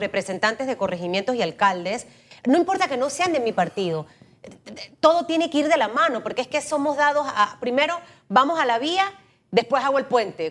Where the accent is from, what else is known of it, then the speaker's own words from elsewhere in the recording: San Miguelito, Panama; Yo soy de San Miguelito